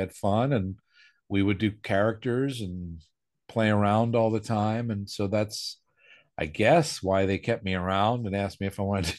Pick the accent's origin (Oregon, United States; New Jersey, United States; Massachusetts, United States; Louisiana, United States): New Jersey, United States; Willingboro; moved away; also born or lived in New York City / California; we were both from Willingboro, New Jersey.